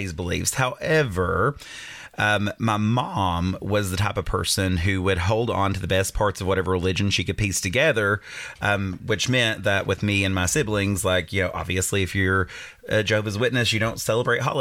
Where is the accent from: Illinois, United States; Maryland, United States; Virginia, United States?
Virginia, United States; Clintwood; I grew up in the Appalachian Mountains in a small town called Clintwood, Virginia, right on the Kentucky border